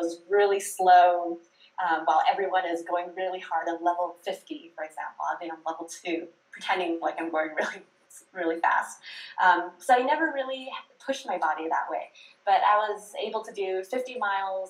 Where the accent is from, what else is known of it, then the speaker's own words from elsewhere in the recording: California, United States; I grew up in California, so I was blessed with some of the best Chinese food and Asian food in the whole country